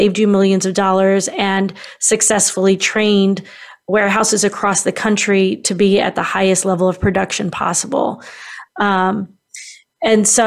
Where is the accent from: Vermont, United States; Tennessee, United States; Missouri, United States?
Missouri, United States; Kansas City; now in St. Louis, United States; I grew up actually in Kansas City, which is on the western side of Missouri. Many people think it's in Kansas, but where I lived was Kansas City, Missouri.